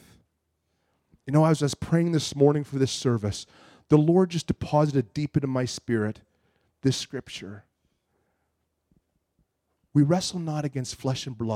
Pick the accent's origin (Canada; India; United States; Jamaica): Canada; I'm from Canada